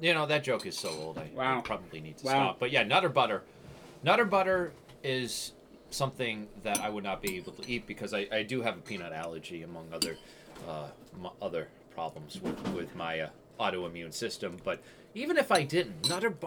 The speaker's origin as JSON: {"language": "English", "town": "Westford", "region": "Massachusetts", "country": "United States", "said": "I'm from Westford"}